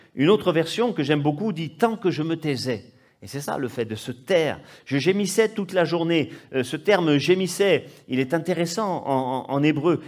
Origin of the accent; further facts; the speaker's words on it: Corsica, France; chez moi en Corse